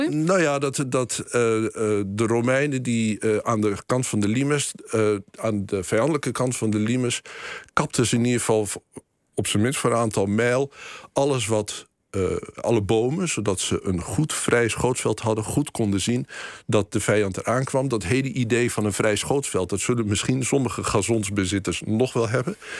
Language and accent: Dutch; Boekelo, Overijssel, Netherlands; ik ben, eh, opgegroeid in Boekelo, dichtbij een bos